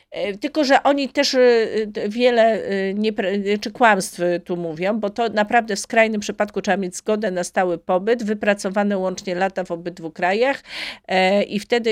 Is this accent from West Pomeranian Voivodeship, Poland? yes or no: no; Gniezno, Greater Poland, Poland; do mojego rodzinnego miasta, do Gniezna